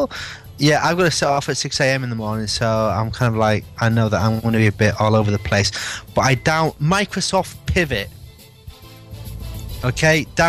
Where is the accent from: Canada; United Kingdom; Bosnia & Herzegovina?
United Kingdom; England; I'm English